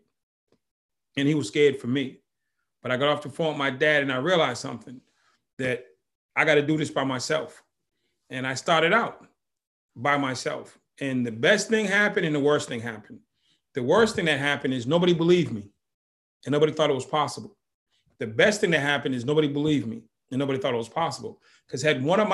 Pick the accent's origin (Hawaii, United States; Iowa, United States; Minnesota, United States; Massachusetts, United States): Massachusetts, United States; Boston; I grew up in Boston